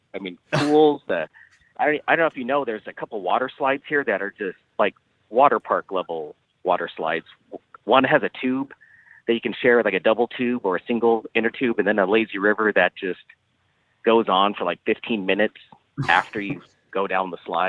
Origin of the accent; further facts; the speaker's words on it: California, United States; I'm from California.